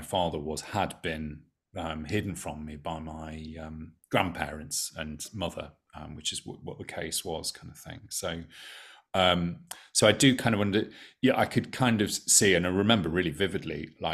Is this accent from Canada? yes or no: no; United Kingdom; I as a British person